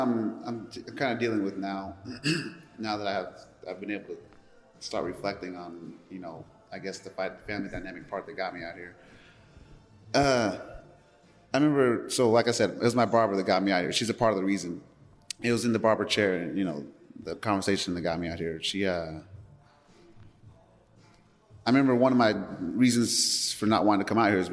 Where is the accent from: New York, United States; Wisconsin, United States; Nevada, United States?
Nevada, United States; Las Vegas; moved away as an adult; now in Oakland, United States; I'm from Las Vegas, Nevada